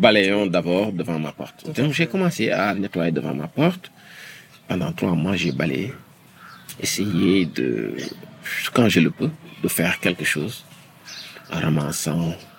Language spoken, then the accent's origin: French; Senegal; Je suis sénégalais. J'ai grandi au Sénégal.